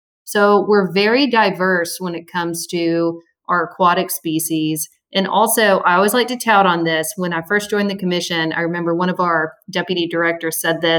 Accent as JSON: {"language": "English", "town": "Little Rock", "region": "Arkansas", "country": "United States", "tie": "born or raised there", "said": "I'm from Little Rock, Arkansas. Born and raised in the natural state of Arkansas"}